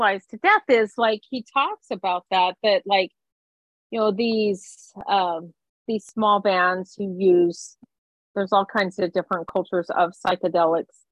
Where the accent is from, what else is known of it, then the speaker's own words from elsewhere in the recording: Silver City, New Mexico, United States; I grew up outside of Silver City, New Mexico